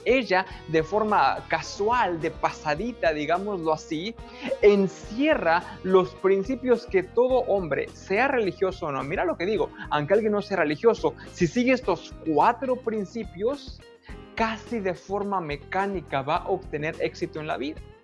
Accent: San Juan del Río, Querétaro, Mexico; moved away as an adult; now in United States; Yo soy mexicano, obviamente. Se puede notar que soy mexicano, crecí en México

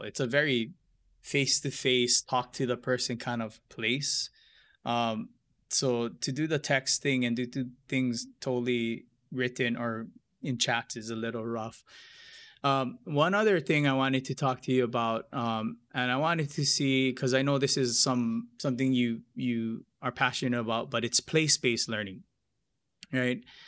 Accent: Hilo, Hawaii, United States; growing up in Hilo

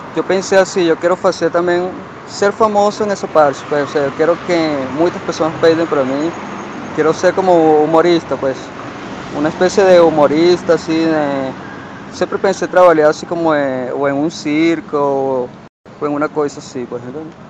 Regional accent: Portugal; now in Brazil; nasci em Portugal

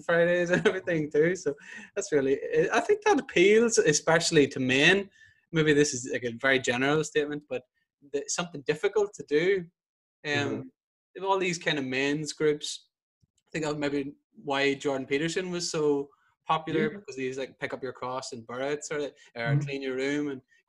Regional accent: Northern Ireland, United Kingdom; whenever I grew up in Northern Ireland, you're Catholic, but it's a very ethnic identity

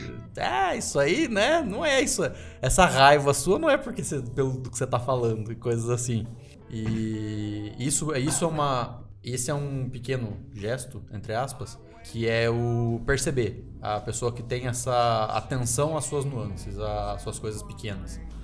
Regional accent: interior of São Paulo, Brazil; now in Curitiba, Brazil; eu não sou daqui de Curitiba, eu sou do interior de São Paulo

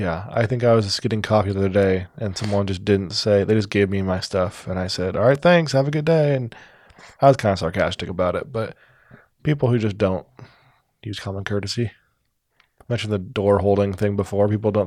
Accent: Omaha, Nebraska, United States; born there; I was born in Omaha. It's a birthplace.

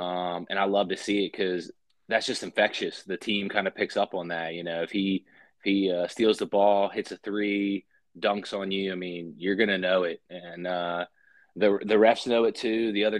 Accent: Wheeling, West Virginia, United States; also born or lived in Marietta, Ohio; Born and raised in West Virginia. Played some high school hoops at the Lindsley School in Wheeling, West Virginia.

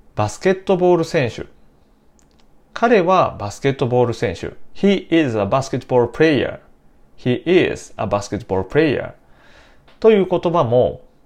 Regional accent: Nara, Japan; 私の出身は奈良県です

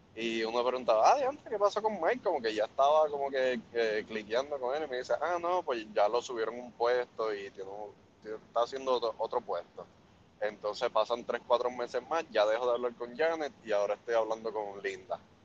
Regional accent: Puerto Rico; como buenos puertorriqueños

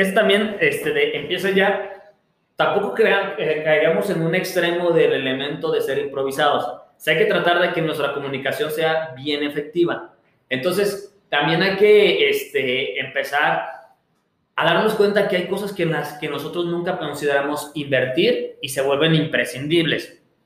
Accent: Mexico; somos mexicanos

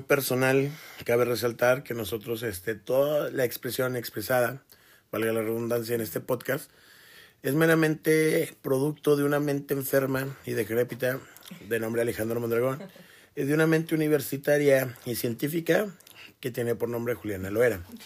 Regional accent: Toluca, State of Mexico, Mexico; now in Ciudad Juárez, Mexico; yo crecí en Toluca, eh, en el Estado de México

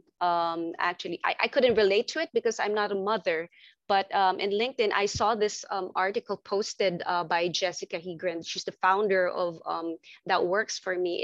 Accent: Manila, Metro Manila, Philippines; I'm from Southeast Asia. I'm from Manila, actually, Philippines

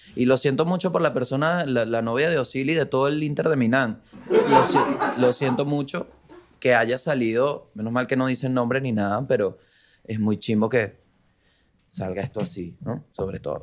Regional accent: Vargas, La Guaira, Venezuela; moved away; soy de Vargas

